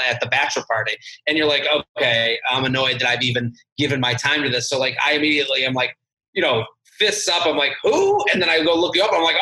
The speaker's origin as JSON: {"language": "English", "area": "outside of Boston", "region": "Massachusetts", "country": "United States", "said": "I'm from Boston. I'm from outside of Boston"}